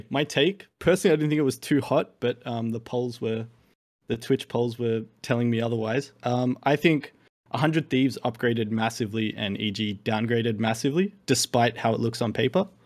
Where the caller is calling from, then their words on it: Sydney, New South Wales, Australia; Hello, from Sydney, Australia.